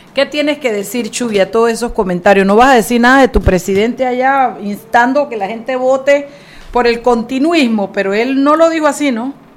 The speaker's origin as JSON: {"language": "Spanish", "region": "Chiriquí", "country": "Panama", "said": "soy yo de Chiriquí"}